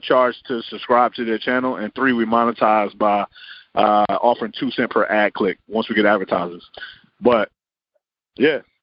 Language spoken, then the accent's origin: English; Richmond, Virginia, United States; also born or lived in Los Angeles, California; Richmond, Virginia